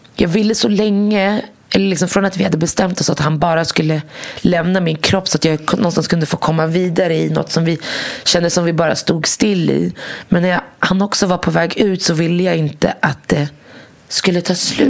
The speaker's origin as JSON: {"language": "Swedish", "country": "Morocco", "said": "jag kommer från Marocko."}